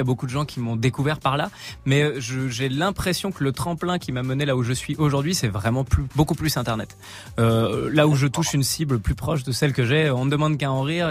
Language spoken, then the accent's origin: French; Nancy, Grand Est, France; moved away as an adult; now in Paris, France; je suis nancéen